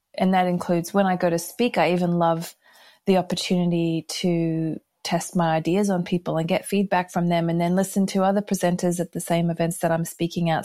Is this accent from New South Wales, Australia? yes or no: no; Brisbane, Queensland, Australia; moved away as an adult; also born or lived in United States / United Kingdom; I grew up here in Brisbane, Australia, and we left in nineteen eighty-nine